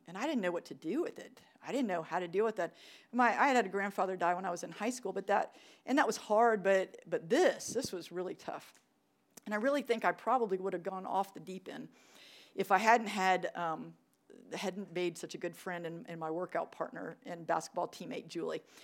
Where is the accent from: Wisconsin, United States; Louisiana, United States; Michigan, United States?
Louisiana, United States; New Orleans; moved away; I was born in New Orleans. We just had this talk. Um, Louisiana, baby. I loved it. What a great city. Good food, good culture. Mardi Gras, right? We had Mardi Gras vacation. It was awesome. I really loved growing up there.